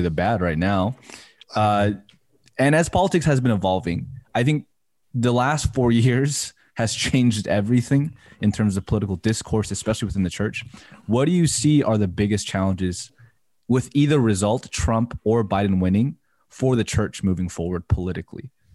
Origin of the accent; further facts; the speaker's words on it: United States; growing up in the American church